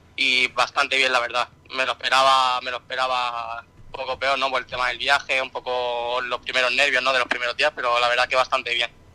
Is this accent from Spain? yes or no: yes; Mallorca, Balearic Islands, Spain; now in Antequera, Spain; yo soy mallorquín, pero bueno, tengo toda la familia que es de Jerez, aquí de Andalucía, de Cádiz entonces yo tengo, soy, soy mallorquín porque he nacido, allí